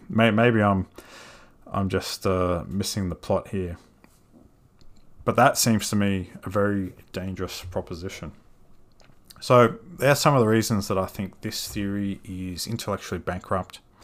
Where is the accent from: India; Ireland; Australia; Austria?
Australia